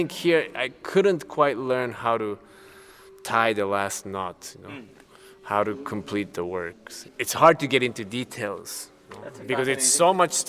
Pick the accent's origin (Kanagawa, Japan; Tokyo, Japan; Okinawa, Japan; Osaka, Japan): Osaka, Japan; also born or lived in Chicago; now in Germany; Yes, I was born in Japan, in Osaka.